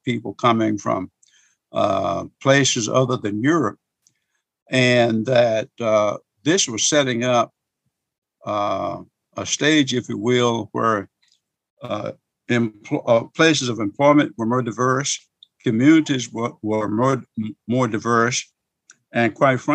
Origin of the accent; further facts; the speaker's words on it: Wynne, Arkansas, United States; also born or lived in Little Rock, Arkansas; I was born in 1950 in Cross County, Arkansas. It's over in the eastern part of the state in Wynne, a little small town called Wynne.